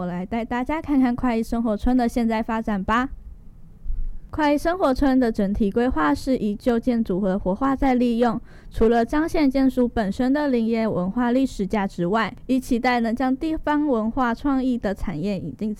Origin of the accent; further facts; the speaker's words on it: Taiwan; 就像我们台湾人一样落地生根，聪明勤奋有智慧